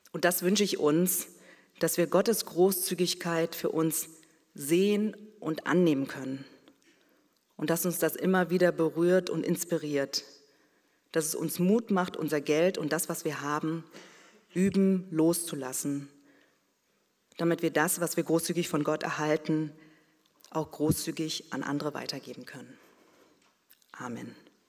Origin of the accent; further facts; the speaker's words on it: Berlin, Germany; ich bin mit meiner Schwester in Berlin geboren und aufgewachsen